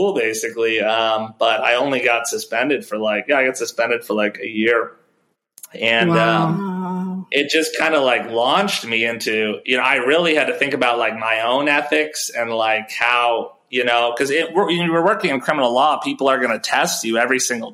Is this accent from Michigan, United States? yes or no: no; Chicago, Illinois, United States; I'm from Chicago. I went to law school out in Chicago.